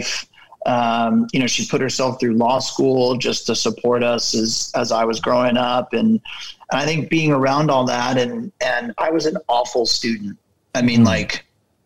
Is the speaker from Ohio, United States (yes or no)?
no; Ventura, California, United States; I grew up in a small coastal town called Ventura here in Southern California